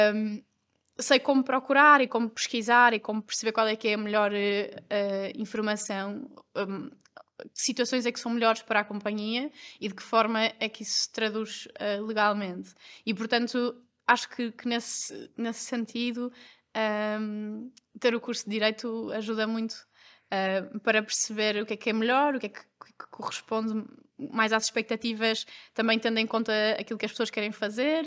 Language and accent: Portuguese; Porto, Norte, Portugal; also born or lived in Lisbon; eu sou do Porto e tirei o curso em Lisboa